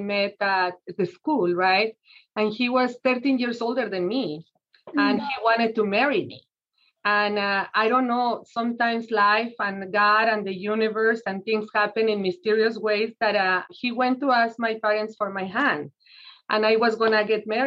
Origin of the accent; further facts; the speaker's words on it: Mexico City, Mexico; moved away as an adult; now in United States; So I was born in Mexico City, and I came to this country when I was 20 years old